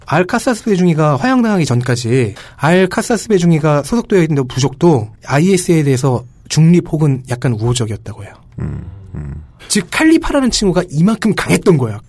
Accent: South Korea

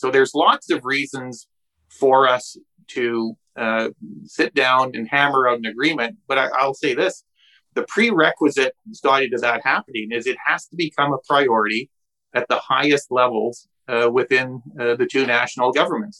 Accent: British Columbia, Canada; Canadians and British Columbians and producers here

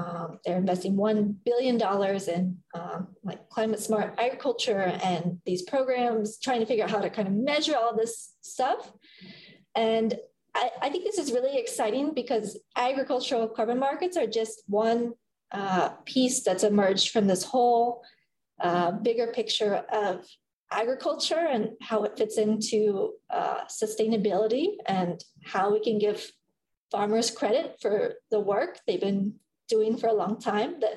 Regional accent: Illinois, United States; I'm from Illinois, from a farm

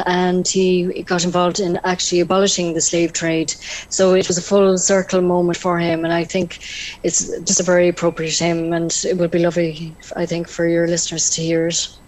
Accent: North Tipperary, Munster, Ireland; I myself am from the Diocese of Killaloe. I come from North Tipperary

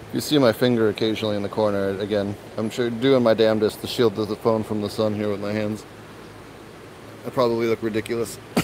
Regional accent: Philadelphia, Pennsylvania, United States; I'm from Philly. We say water.

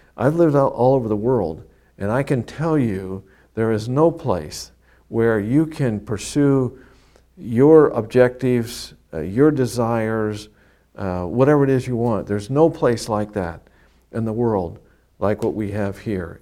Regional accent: Kansas, United States; now in Florida, United States; I was born and raised in Kansas, heavily German farming community, half Methodist, half Catholic

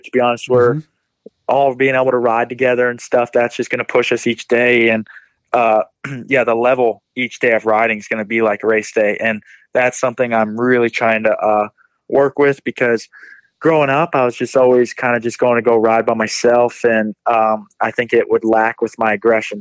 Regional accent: Florida, United States; now in North Carolina, United States; I'm originally from Florida, but I've moved to North Carolina now just to be with the team

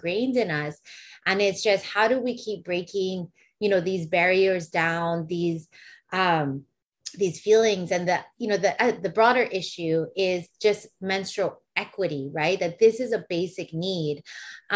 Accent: Waimanalo, Hawaii, United States; we grew up in Waimanalo on Hawaiian homelands

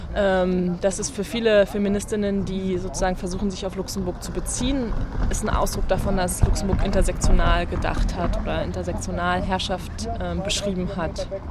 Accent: East Germany, Germany; Ich bin in der DDR geboren

